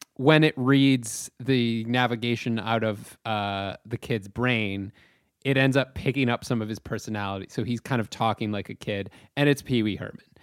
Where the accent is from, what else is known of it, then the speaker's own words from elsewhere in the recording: Chatham, Ontario, Canada; I was back home in my hometown of Chatham, Ontario.